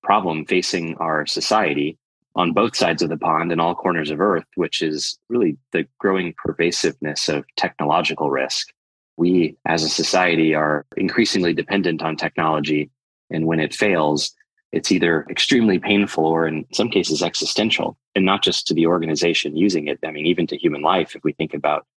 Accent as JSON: {"language": "English", "region": "Midwestern United States", "country": "United States", "tie": "born or raised there", "also_born_or_lived": "London", "moved": "yes", "said": "I grew up in Midwestern United States"}